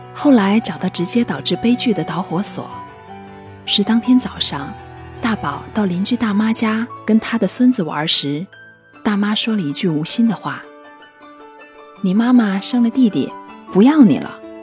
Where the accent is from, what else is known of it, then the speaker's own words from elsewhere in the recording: China; 捉弄孩子是我们中国人一个有着悠久传统